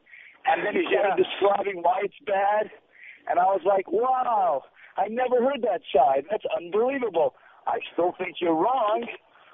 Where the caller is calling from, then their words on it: Jerusalem, Jerusalem District, Israel; I'm actually calling from Jerusalem.